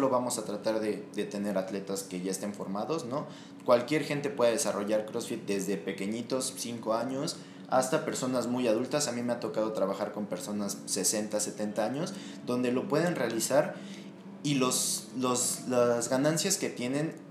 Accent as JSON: {"language": "Spanish", "town": "Cuernavaca", "region": "Morelos", "country": "Mexico", "lives_now": "Mexico City, Mexico", "said": "yo vengo de Cuernavaca, eh, estoy trabajando con gente de aquí del DF"}